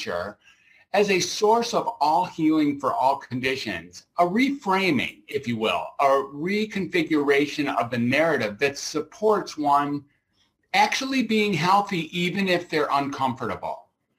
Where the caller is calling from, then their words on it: Grass Valley, California, United States; I'm beaming out from Grass Valley, California, which is somewhere between Sacramento and Reno up in Northern California.